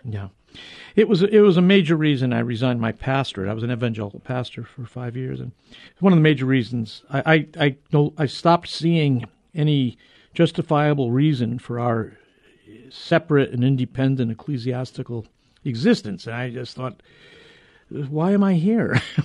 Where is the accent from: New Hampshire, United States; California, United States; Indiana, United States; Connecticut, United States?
Connecticut, United States; New Haven; the University of New Haven, my hometown